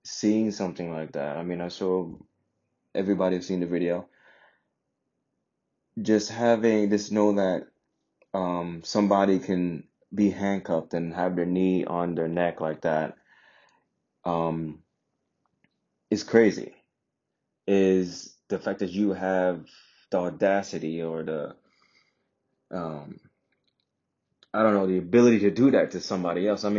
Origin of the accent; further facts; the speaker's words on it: Jamaica; now in United States; I'm from Jamaica, but I'm half Indian, half black.